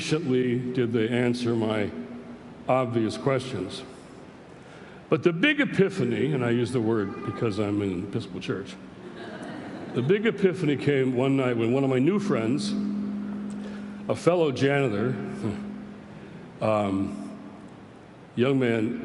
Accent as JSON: {"language": "English", "town": "Detroit", "region": "Michigan", "country": "United States", "tie": "born or raised there", "said": "I grew up in Detroit, in Motor City, Motown"}